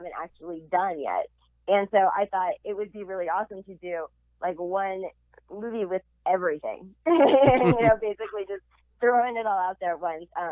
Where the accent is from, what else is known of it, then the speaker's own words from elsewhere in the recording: Los Angeles, California, United States; I'm an actual Valley girl. So I was raised in the Valley in Los Angeles.